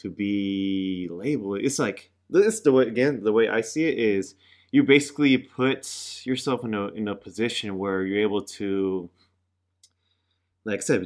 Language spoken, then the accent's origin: English; Pittsburg, California, United States; Where I grew up in Pittsburgh, California